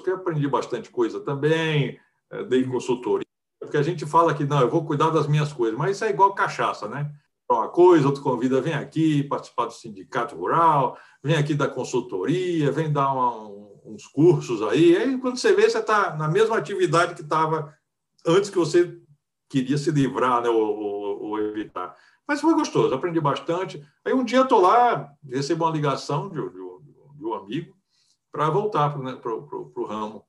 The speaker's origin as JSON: {"language": "Portuguese", "town": "Fortaleza", "region": "Ceará", "country": "Brazil", "tie": "born or raised there", "moved": "yes", "said": "eu nasci em Fortaleza, no Ceará, já tem bastante tempo, eu estou com 64 anos"}